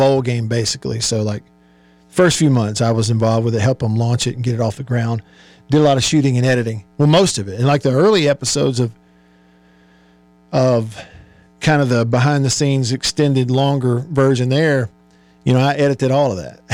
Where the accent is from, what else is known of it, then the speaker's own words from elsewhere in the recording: Tupelo, Mississippi, United States; Tupelo, my hometown